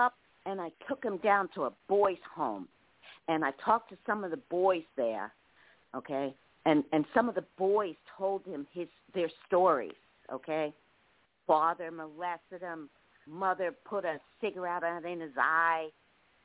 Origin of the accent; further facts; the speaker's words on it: New York City, New York, United States; I'm from Brooklyn and, you know, I was raised, you know, a rough way.